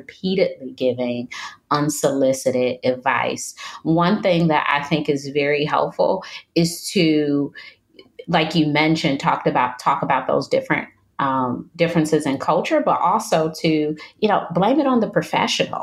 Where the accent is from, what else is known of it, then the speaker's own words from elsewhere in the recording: Detroit, Michigan, United States; moved away as an adult; now in North Carolina, United States; I'm from Detroit, Michigan, which is very cold. And I've moved to North Carolina, which is much warmer